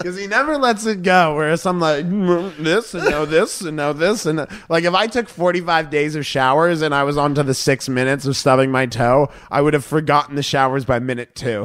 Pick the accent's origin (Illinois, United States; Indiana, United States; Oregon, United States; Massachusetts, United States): Massachusetts, United States; Boston; my hometown of Boston